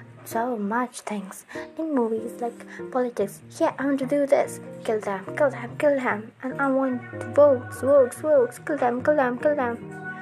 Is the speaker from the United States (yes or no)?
no; India; I'm from India